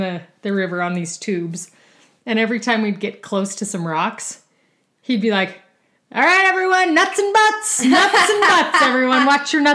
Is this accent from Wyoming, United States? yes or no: yes; Rock Springs, Wyoming, United States; also born or lived in Boise, Idaho; now in Utah, United States; I grew up in Rock Springs, Wyoming